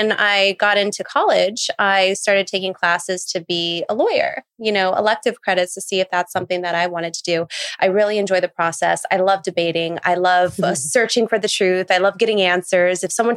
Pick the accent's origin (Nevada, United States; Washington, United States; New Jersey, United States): Nevada, United States; Las Vegas; now in New York, United States; I'm originally from Las Vegas